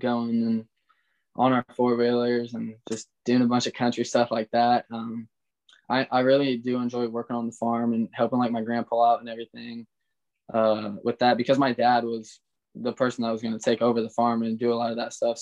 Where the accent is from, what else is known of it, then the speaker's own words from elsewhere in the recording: Indiana, United States; I'm from Indiana